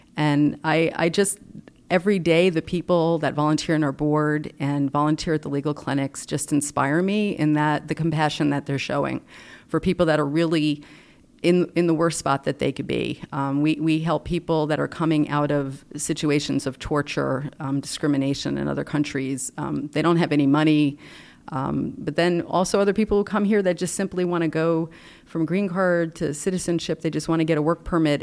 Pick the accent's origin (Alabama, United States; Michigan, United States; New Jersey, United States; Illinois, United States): New Jersey, United States; North Bergen; now in Rockville, United States; I grew up in North Bergen, New Jersey, actually, right outside the Lincoln Tunnel